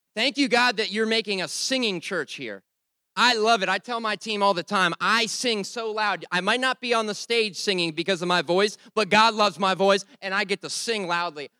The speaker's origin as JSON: {"language": "English", "region": "Rhode Island", "country": "United States", "said": "I'm from Rhode Island"}